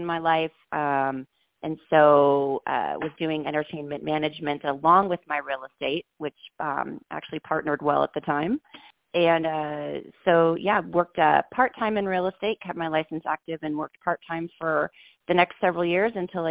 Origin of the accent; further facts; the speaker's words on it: Seattle, Washington, United States; moved away; I grew up in Seattle, Washington, and I was a dancer